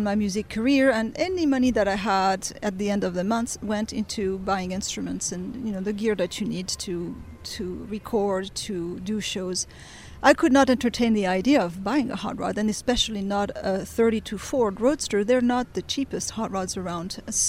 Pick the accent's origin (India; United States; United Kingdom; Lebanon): Lebanon; Beirut, Beirut Governorate; also born or lived in France; I was born in France. And I was raised in Beirut. My father worked for the French embassy, so we moved to Lebanon. My mother's actually Lebanese, so I'm half Middle Eastern, I guess.